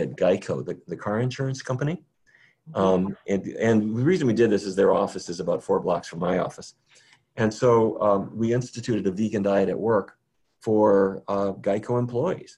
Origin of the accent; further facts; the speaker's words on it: North Dakota, United States; now in Washington, D.C., United States; I grew up in North Dakota, where it was every day was roast beef, baked potatoes, and corn